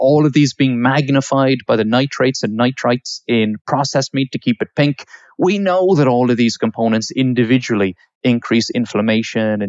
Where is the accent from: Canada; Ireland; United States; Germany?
Ireland; now in United Kingdom; So I'm from Ireland, but I live in the UK